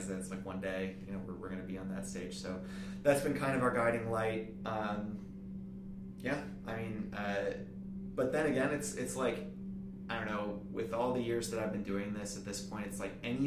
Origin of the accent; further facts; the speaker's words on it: Milwaukee, Wisconsin, United States; now in Orlando, United States; I'm from Milwaukee originally